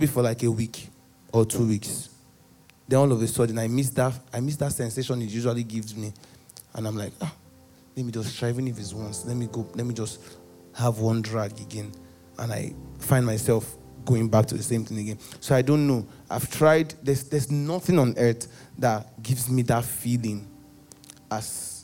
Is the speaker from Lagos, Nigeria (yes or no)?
yes; Lagos, Nigeria; I grew up in Ajegunle on the mainland.